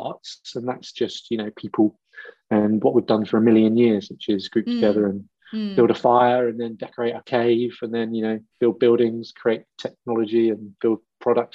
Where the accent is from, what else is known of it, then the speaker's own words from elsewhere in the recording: Wiltshire and Dorset, South West England, United Kingdom; I grew up in Wiltshire and Dorset